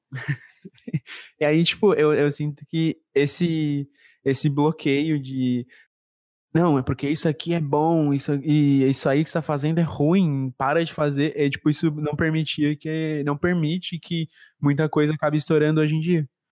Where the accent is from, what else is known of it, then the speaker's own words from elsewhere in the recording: Brazil; A gente, como como brasileiro